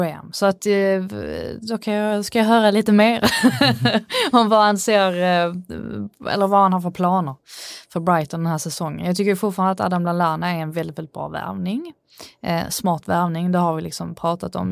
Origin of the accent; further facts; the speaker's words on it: Sweden; jag är svensk